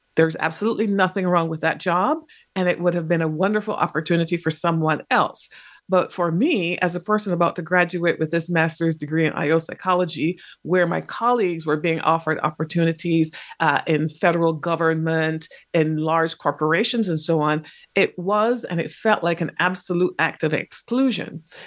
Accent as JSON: {"language": "English", "country": "Barbados", "tie": "born or raised there", "also_born_or_lived": "England", "moved": "yes", "lives_now": "United States", "said": "I spent most of my formative years in the Caribbean, which is where my parents had come from, um, and they had met in England. And, in that place was in Barbados."}